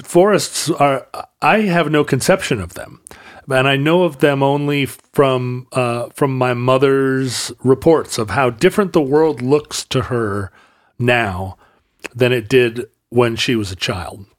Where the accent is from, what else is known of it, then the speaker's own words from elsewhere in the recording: the Northwest, Pacific Northwest, United States; growing up in the Northwest